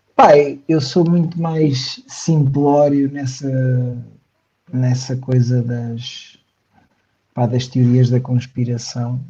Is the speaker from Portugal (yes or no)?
yes; Portugal; nós, enquanto portugueses